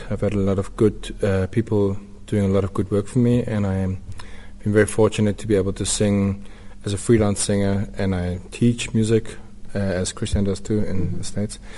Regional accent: Newcastle, KwaZulu-Natal, South Africa; born there; also born or lived in Windhoek / Orkney / Rustenburg; I was born in Newcastle mm -hmm. on the coast. Then I moved to Windhoek for two years, and then my stepfather got a job in the mines in Orkney.

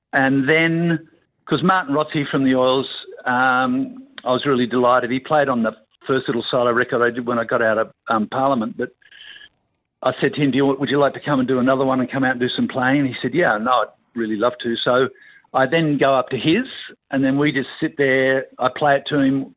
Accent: Australia; as an Australian and someone who loves the country that much

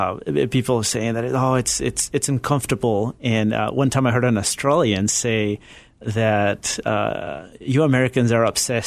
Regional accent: Ecuador; moved away as an adult; also born or lived in Galapagos Islands, Ecuador / Chile; now in United States; I was born in Ecuador, but Chilean father, Ecuadorian mother. And I grew up in different communities around mainland Ecuador. But when I was about 10 years old, we moved to the Galapagos Islands, which is part of Ecuador. And that's where I spent my teenage years

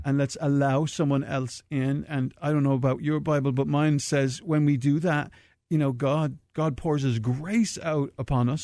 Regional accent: Dublin, Leinster, Ireland; moved away; I'm from Dublin, Ireland, from the foothills of the Dublin Mountains

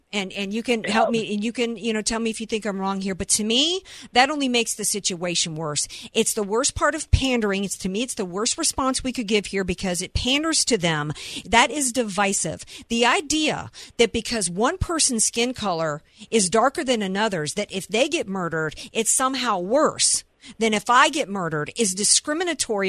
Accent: Deep South, United States; I grew up in the Deep South, where every kid I went to school

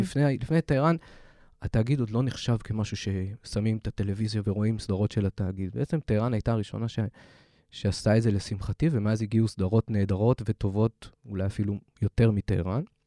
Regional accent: Haifa, Haifa District, Israel; moved away; חיפאי, בתור חיפאי לשעבר

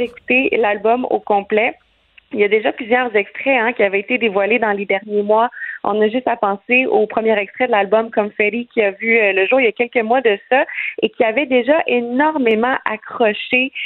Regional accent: Quebec, Canada; chez nous, au Québec

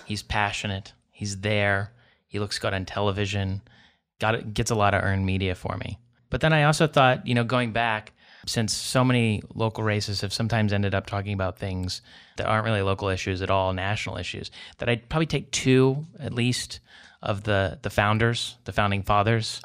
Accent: West Virginia, United States; I'm from West Virginia

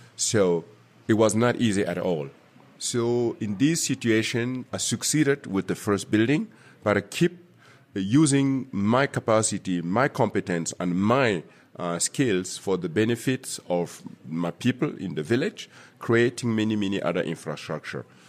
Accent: Burkina Faso; moved away; also born or lived in Germany; my home country, Burkina Faso

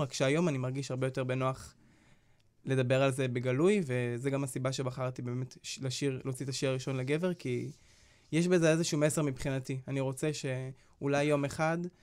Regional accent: Nir Yafe, Northern District, Israel; אני גדלתי במושב אה, ניר יפה, במושב בצפון, אה, ליד עפולה

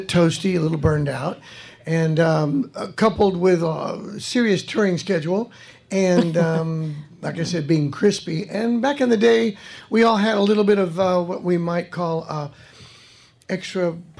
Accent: Fresno, California, United States; moved away; I went back to my hometown and hung out with friends and rode my motorcycle on these country roads near the outskirts of Fresno, where I was born and raised.

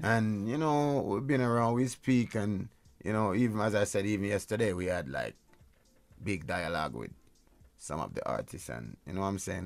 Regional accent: Jamaica; where I'm from, I'm from Jamaica

